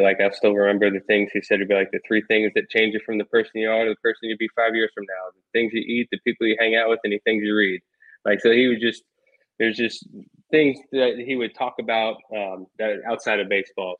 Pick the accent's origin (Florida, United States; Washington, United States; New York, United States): New York, United States; Long Island; moved away as an adult; also born or lived in Maryland / Louisville, Kentucky; I grew up on Long Island, then went to North Babylon High School on the South Shore of Long Island